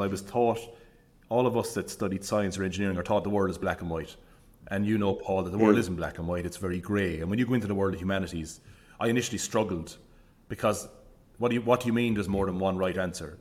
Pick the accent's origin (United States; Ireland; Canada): Ireland; Limerick, Munster; moved away as an adult; also born or lived in Dublin / Cork; I grew up in Limerick City.